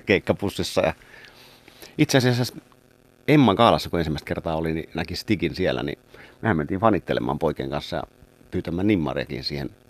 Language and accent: Finnish; Kotka, Kymenlaakso, Finland; Karhulastahan olen kymiläisesti lähtöisin ja sydän on kymiläinen